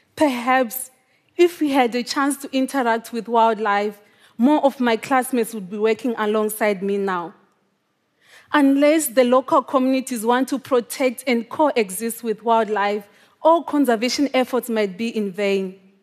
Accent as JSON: {"language": "English", "country": "Zimbabwe", "tie": "born or raised there", "said": "The first time that I saw a wild animal in my home country was when I was twenty-five years old. Even though lions and African wild dogs lived just a few miles away from my home. This is quite common in Zimbabwe"}